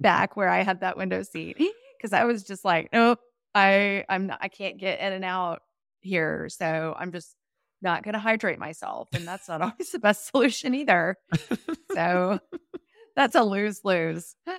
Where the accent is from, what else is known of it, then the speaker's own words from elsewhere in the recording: Austin, Texas, United States; I'm from Austin